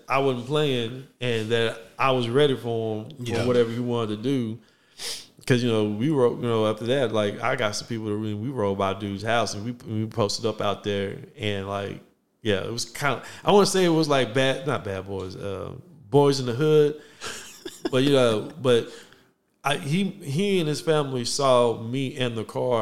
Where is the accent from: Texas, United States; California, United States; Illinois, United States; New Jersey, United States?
Texas, United States; Waco; I'm from Waco